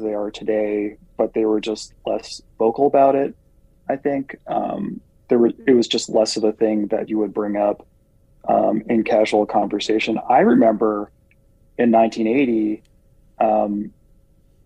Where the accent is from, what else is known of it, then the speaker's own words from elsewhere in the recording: New Jersey, United States; moved away as an adult; now in Nebraska, United States; I am originally from the Garden State, New Jersey, and moved to Nebraska in 2006